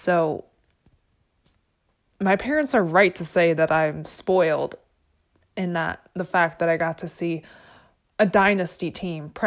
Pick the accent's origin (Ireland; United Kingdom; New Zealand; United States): United States; Chicago, Illinois; I come from Chicago